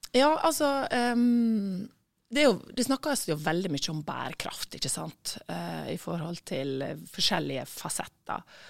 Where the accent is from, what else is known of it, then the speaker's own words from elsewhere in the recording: Sykkylven, Møre og Romsdal, Norway; also born or lived in Ålesund / Ørsta / Eastern Norway / abroad; now in Ulsteinvik, Norway; jeg er født i Ålesund, og så bodde jeg første året i Sykkylven, nei, i Ørsta, og så bodde vi i Sykkylven